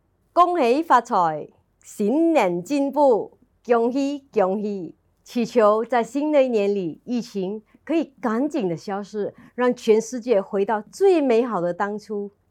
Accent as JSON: {"language": "Chinese", "country": "Malaysia", "said": "很开心可以透过电台和台湾的朋友们拜个年。我要在此用我们常在马来西亚讲的不同语言的祝福语"}